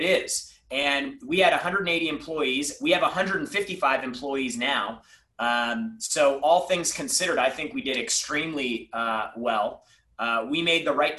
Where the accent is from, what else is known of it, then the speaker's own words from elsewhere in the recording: San Diego, California, United States; growing up, I grew up in San Diego